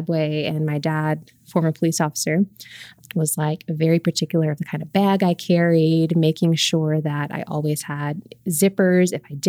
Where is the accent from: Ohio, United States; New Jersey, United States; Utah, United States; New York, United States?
New York, United States; Queens; I did. I grew up in Queens. That's where I lived for 22 years.